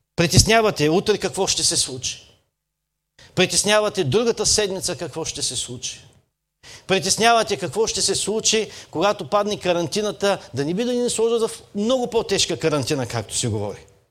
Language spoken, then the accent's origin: Bulgarian; Burgas, Burgas Province, Bulgaria; аз съм от Бургас, не съм от Шумен